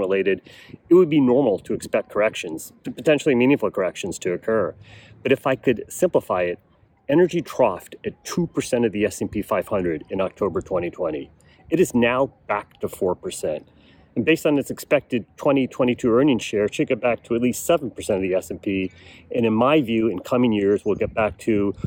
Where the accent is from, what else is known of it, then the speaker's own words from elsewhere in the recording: United States; as an American